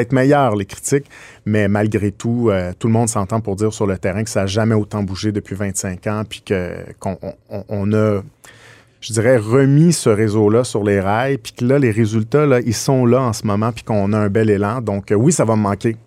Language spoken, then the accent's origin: French; Quebec, Canada; on est québécois